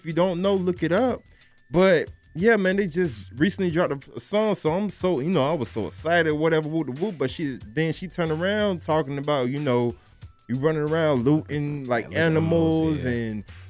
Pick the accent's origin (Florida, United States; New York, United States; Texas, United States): Florida, United States; Broward County; I'm from Florida, you know, straight out of Broward County.